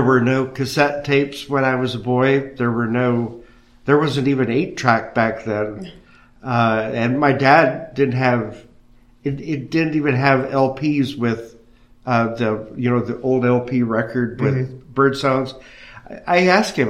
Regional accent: Ohio, United States; I grew up in Ohio, live in Ohio, and bird in Ohio

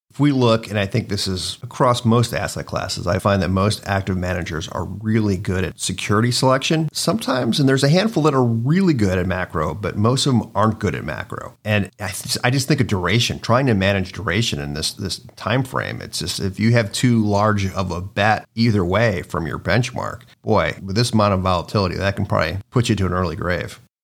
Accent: Cleveland, Ohio, United States; also born or lived in New York / Cincinnati; I was born in New York, but I was really raised in, in Cleveland, spent a lot of time in Cincinnati

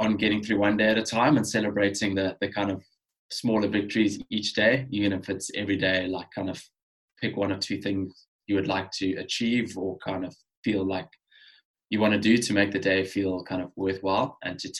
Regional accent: Cape Town, Western Cape, South Africa; growing up in Cape Town

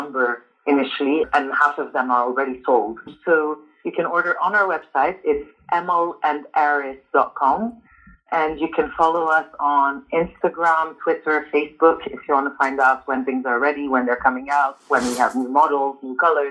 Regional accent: Montreal, Quebec, Canada; moved away as an adult; also born or lived in Lebanon / Paris, France; now in London, United Kingdom; Born in Lebanon, but immigrated to Canada when I was 3. So I grew up in Canada

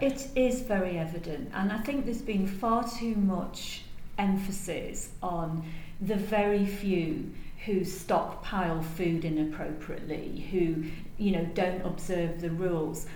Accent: United Kingdom; now in Singapore; I'm British

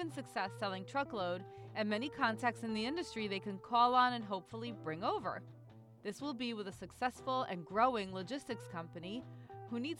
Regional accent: Jersey City, New Jersey, United States; I grew up in Jersey City, so way north of Atlantic City.

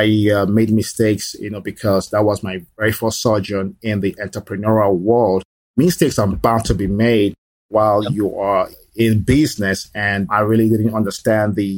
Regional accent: Nigeria; moved away as an adult; also born or lived in Lagos / Florida / Texas; now in Dallas, United States; I am originally from Nigeria, and I was born in Nigeria. So my childhood and my adult years were spent in Nigeria.

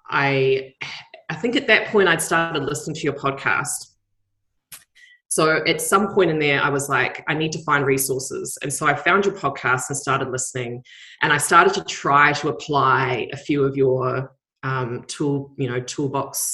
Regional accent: New Zealand; now in Australia

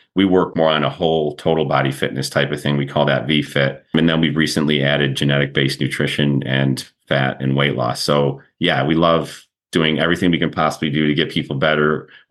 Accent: Rochester, New York, United States; moved away; also born or lived in Syracuse, New York / Birmingham, Alabama; I'm originally from Rochester, New York

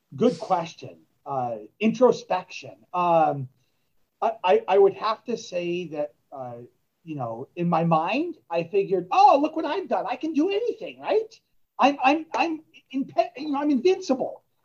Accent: Southern California, United States; bred, raised, and, and, and uh, growing up in Southern California

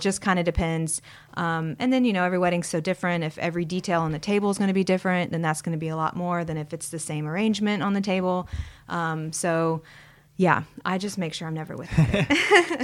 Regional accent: Huntsville, Alabama, United States; also born or lived in Savannah, Georgia; pretty much grew up here most of my life

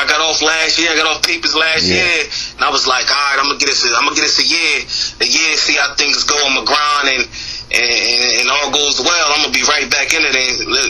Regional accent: New Jersey, United States; I'm actually from New Jersey

